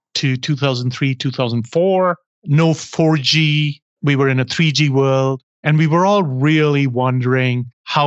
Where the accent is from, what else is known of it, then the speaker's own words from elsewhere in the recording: India; in my case, growing up in India